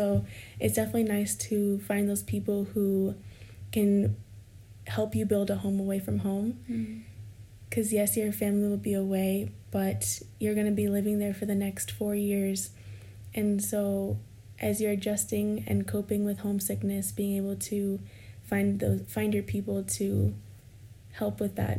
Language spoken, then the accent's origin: English; California, United States; also born or lived in Iowa; although I was going from California to Iowa, we had friends who are an hour and a half away from Iowa City who would come see me.